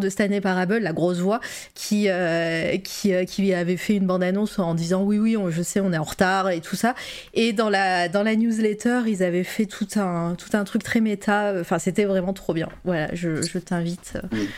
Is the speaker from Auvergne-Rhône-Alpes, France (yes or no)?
yes; Auvergne-Rhône-Alpes, France; accent: Auvergnat; Il s'est senti mon accent auvergnat là-dedans